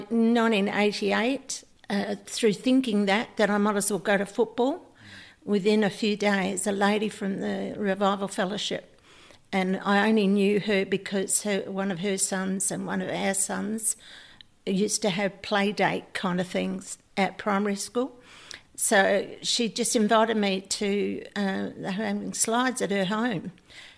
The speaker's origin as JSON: {"language": "English", "town": "Mallala", "region": "South Australia", "country": "Australia", "tie": "born or raised there", "said": "I was brought up in Malala in the country, north of Adelaide"}